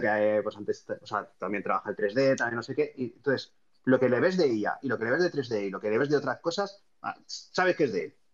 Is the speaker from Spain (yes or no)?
yes; Vitoria-Gasteiz, Basque Country, Spain; also born or lived in Barcelona; me volví a mi ciudad natal, que es Vitoria